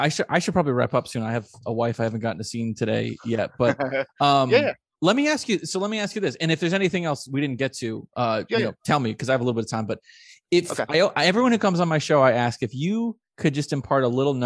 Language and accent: English; Albany, New York, United States; I grew up in Albany, New York